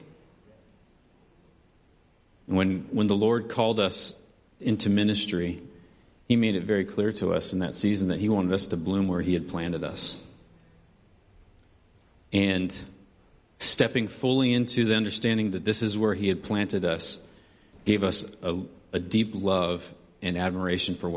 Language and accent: English; Benicia, California, United States; moved away as an adult; we came from a little sleepy town in California, Northern California, called Benicia